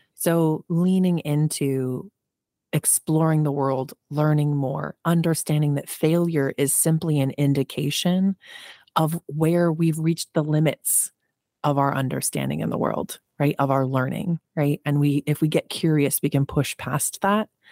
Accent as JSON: {"language": "English", "region": "New Jersey", "country": "United States", "tie": "born or raised there", "said": "I was born in Jersey. So, I grew up in a working class neighborhood"}